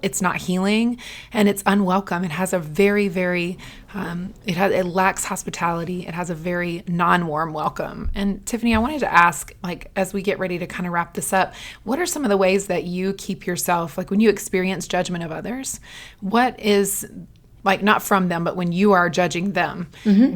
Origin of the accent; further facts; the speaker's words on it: the South, United States; I'm raised in the South